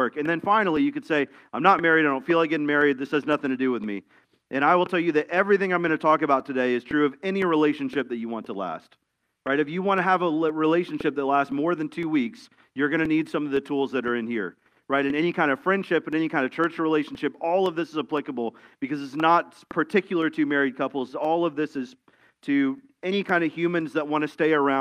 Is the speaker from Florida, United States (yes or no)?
yes; Tampa, Florida, United States; I grew up in Tampa, which is a busy city in Florida